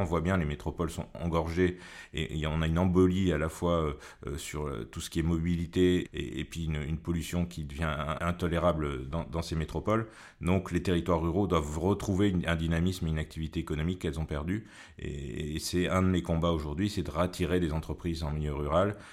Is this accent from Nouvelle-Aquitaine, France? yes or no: yes; Creuse, Nouvelle-Aquitaine, France; Je suis né en Creuse, j'ai grandi en Creuse